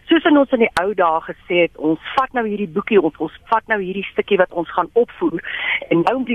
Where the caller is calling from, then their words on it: Centurion, Gauteng, South Africa; Ek is hier van Centurion